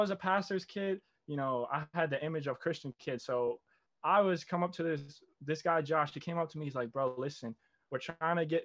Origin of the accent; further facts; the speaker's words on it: New Jersey, United States; I'm 19, born and raised in Jersey, South Jersey. Shout out 856.